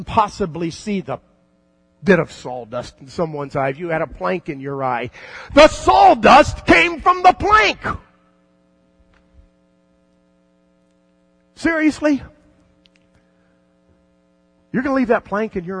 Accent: South Florida, United States; when I was a kid growing up in South Florida

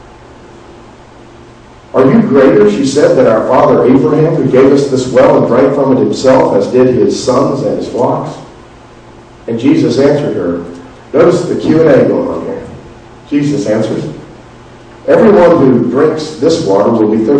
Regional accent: South Florida, United States; I grew up in the South, not in Alabama South, but in South Florida

